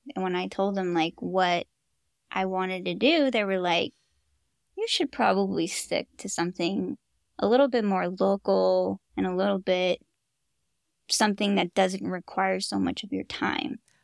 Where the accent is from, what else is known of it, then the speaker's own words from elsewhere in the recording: Fremont, California, United States; also born or lived in Hayward, California; I've been a Bay Area girl my whole life. I, I grew up in Fremont, Hayward